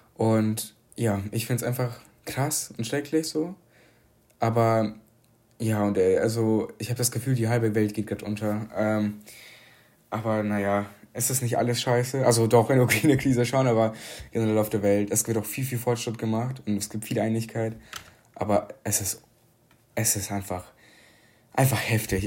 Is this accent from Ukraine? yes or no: yes; Ukraine; now in Germany; dass ich aus der Ukraine komme